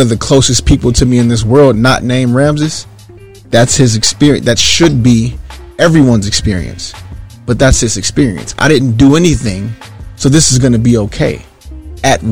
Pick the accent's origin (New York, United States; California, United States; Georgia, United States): Georgia, United States; moved away; Georgia, very specifically, like I said, that's where I'm from